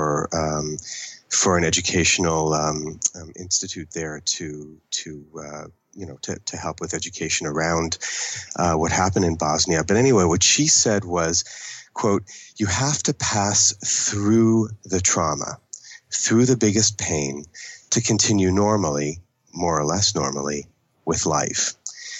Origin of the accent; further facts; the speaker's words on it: Toronto, Ontario, Canada; first language English; I grew up in Toronto for the American, it's really the Anglophone part of Canada